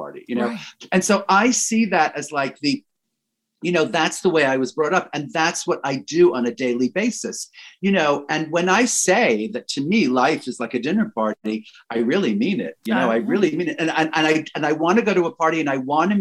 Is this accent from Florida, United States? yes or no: no; New York City, New York, United States; as a New Yorker